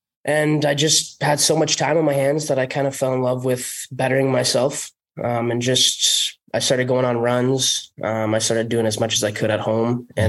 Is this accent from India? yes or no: no; North Bay, Ontario, Canada; Well, small town. Mm-hmm. It was kind of just hockey focused my entire childhood, which was awesome. Yeah. The population here is only like 50, 60,000 people.